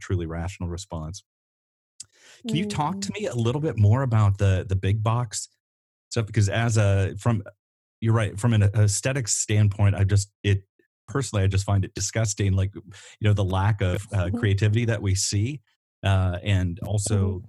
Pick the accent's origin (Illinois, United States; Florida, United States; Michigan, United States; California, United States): Illinois, United States; Northern; moved away as an adult; now in Iowa City, United States; I grew up in Northern Illinois as well